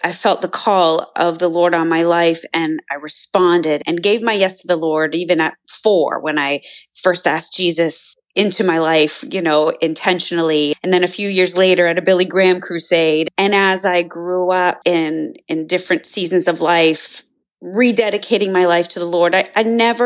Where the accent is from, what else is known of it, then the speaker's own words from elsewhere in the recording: Canada; I grew up in Canada